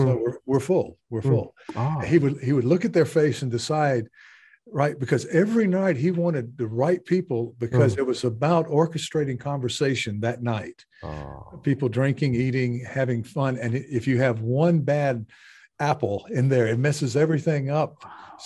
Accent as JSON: {"language": "English", "region": "American South", "country": "United States", "moved": "yes", "lives_now": "Japan", "said": "I'm from the American South."}